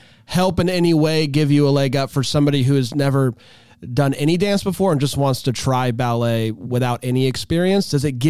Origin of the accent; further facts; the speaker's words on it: Florida, United States; growing up in Florida